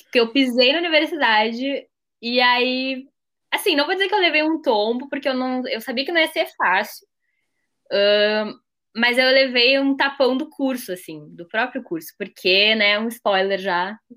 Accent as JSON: {"language": "Portuguese", "region": "Rio Grande do Sul", "country": "Brazil", "said": "eu tenho 21 anos, sou gaúcha e a minha trajetória na área acadêmica, assim, se desenrolou de uma maneira bem inesperada para mim."}